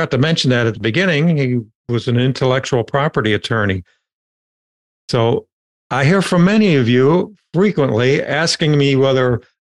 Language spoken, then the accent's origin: English; Appalachia, United States; moved away; I grew up in Appalachia, very poor area, lived in an urban environment.